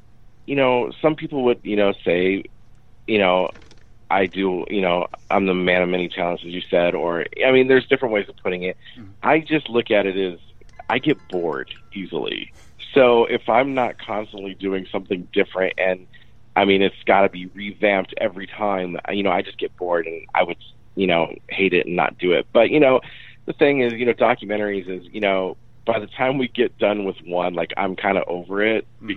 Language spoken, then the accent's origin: English; Michigan, United States; also born or lived in Phoenix; You know, I grew up in Michigan. I went to college in Phoenix, and then I moved to LA to, you know, pursue singing.